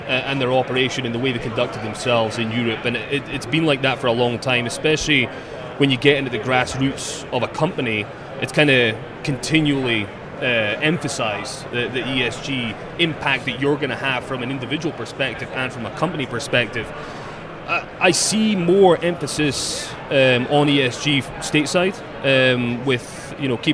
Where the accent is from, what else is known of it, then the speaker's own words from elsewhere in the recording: Scotland, United Kingdom; moved away; I'm from Scotland.